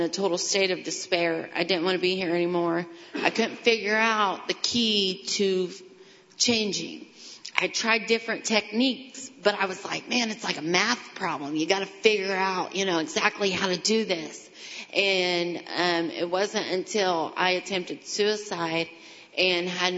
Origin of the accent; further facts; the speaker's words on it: Greentown, Indiana, United States; also born or lived in Kokomo; I grew up out in Greentown